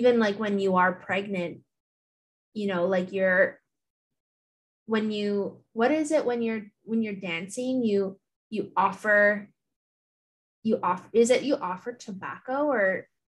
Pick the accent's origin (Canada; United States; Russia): Canada; Thunder Bay, Ontario; now in Hamilton, Canada; growing up in Thunder Bay, annually the Fort William has their powwow.